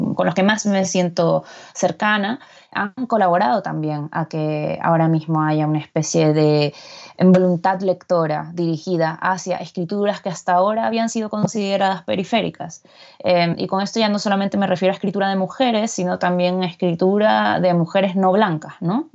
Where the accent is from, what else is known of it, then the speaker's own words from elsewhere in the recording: Guayaquil, Guayas, Ecuador; moved away as an adult; also born or lived in Barcelona, Spain; now in Madrid, Spain; yo soy de Guayaquil, una ciudad de la zona costera de, Ecuador